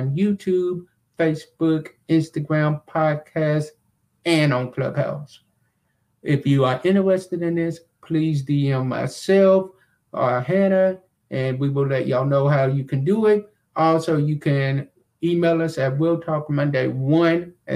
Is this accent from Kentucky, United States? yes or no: yes; Glasgow, Kentucky, United States; that is right in my home city and right where I'm from